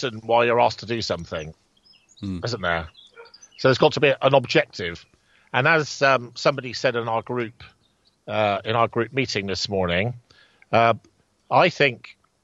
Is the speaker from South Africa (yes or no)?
no; Bridgwater, South West England, United Kingdom; in Bridgewater, my hometown